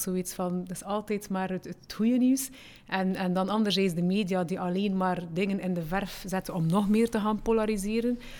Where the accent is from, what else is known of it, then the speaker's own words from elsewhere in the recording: Flanders, Belgium; also born or lived in Morocco; want ik ben daar geboren. Aan één jaar en twee maanden zijn we naar hier gekomen